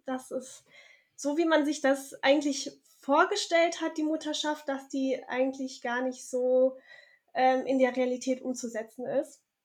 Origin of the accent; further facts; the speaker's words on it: Southern Germany, Germany; moved away as an adult; also born or lived in Tübingen / Cologne; now in Bornheim, Germany; bin aber aufgewachsen in Süddeutschland